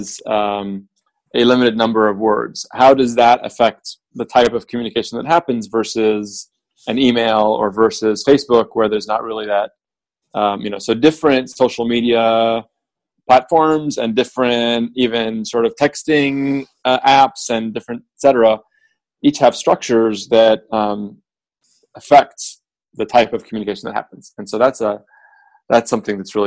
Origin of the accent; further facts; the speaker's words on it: Beirut, Beirut Governorate, Lebanon; also born or lived in Iowa; now in United States; I grew up in Beirut during civil war and ultimately left about halfway through the war